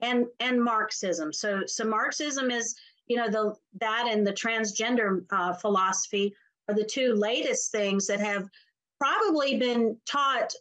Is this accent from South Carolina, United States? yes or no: yes; South Carolina, United States; my home state of South Carolina